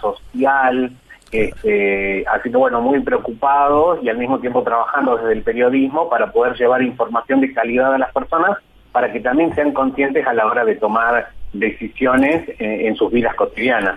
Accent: Argentina

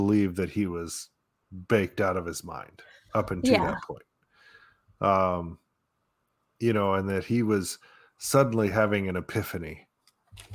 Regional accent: Kansas City, Missouri, United States; I was born in Kansas City

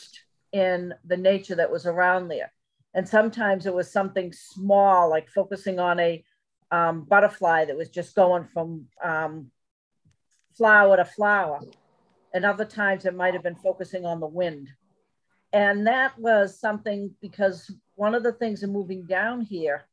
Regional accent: New England, United States; where I grew up in New England, I had woods all over the place

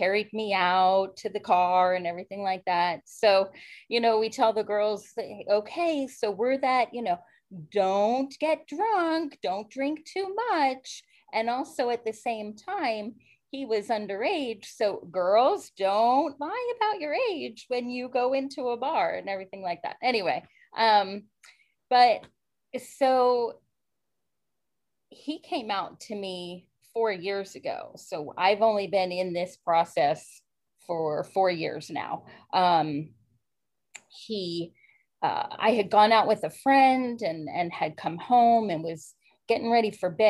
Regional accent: Maryland, United States; I grew up in Maryland, born and raised, a strict Catholic family

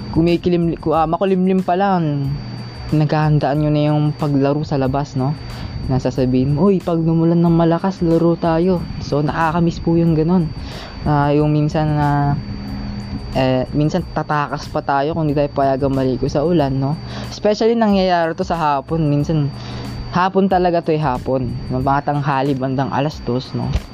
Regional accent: Davao Region, Philippines; moved away; nasa probinsya namin, uh, nagulat nga ako one time pag uwi ko ng Davao

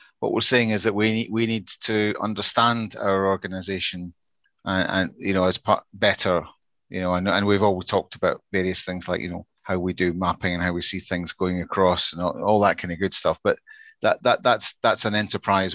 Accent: Scotland, United Kingdom; for me as a Scotsman

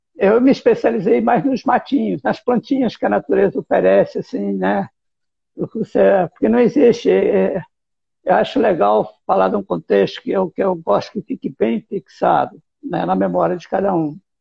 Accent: Presidente Prudente, São Paulo, Brazil; Eu sou do interior de São Paulo, sou de Presidente Prudente e morava no sítio, morava no interior

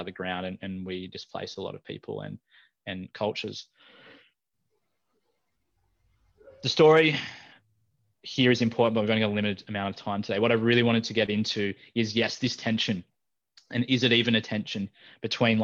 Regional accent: Taree, New South Wales, Australia; moved away; also born or lived in Newcastle, New South Wales; I was raised up on Biripi country, you know, around Taree.

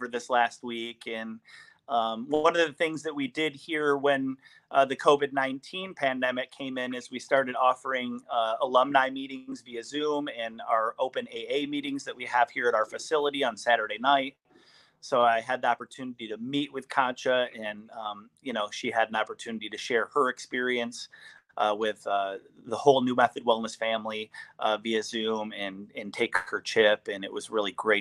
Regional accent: East Lansing, Michigan, United States; moved away as an adult; I am originally from East Lansing, Michigan

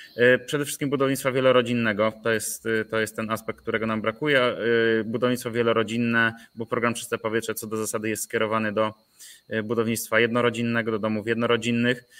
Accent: Nowy Sącz, Lesser Poland, Poland; moved away as an adult; also born or lived in Kraków; pochodzę z Nowego Sącza

